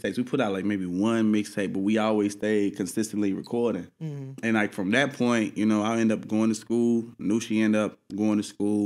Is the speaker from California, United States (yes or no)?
yes; Inglewood, California, United States; I'm from Inglewood, you know what I'm saying, 64th and Green Avenue